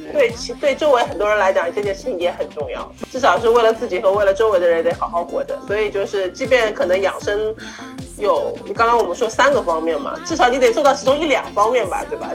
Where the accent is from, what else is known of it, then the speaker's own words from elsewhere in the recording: China; 我们中国人